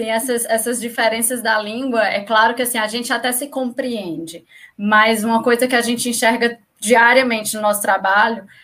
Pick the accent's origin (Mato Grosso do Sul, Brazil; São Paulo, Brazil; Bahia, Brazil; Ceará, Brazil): Ceará, Brazil; moved away as an adult; now in Portugal